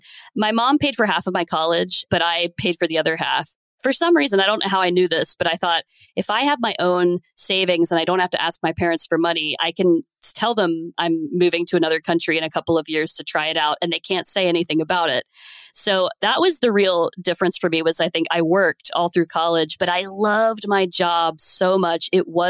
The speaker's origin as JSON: {"language": "English", "town": "Cincinnati", "region": "Ohio", "country": "United States", "tie": "born or raised there", "moved": "as an adult", "lives_now": "Tokyo, Japan", "said": "Yeah, sure. So I actually love Cincinnati. I love going back there and visiting my family and having these great local foods, like you've mentioned."}